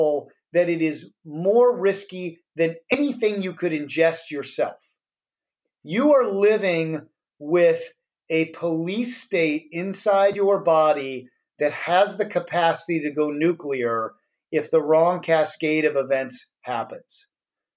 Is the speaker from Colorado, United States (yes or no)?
yes; Colorado, United States; now in San Francisco, United States; we're from Colorado. We live in San Francisco now